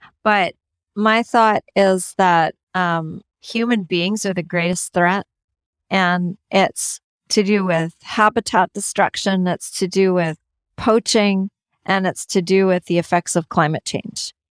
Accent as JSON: {"language": "English", "country": "Canada", "said": "I'm from Canada."}